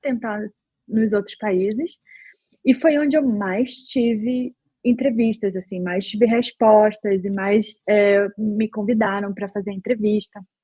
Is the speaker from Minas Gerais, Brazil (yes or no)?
no; Belém, Pará, Brazil; moved away as an adult; also born or lived in Porto Alegre, Brazil; now in Berlin, Germany; eu sou de Belém do Pará, terra da Joelma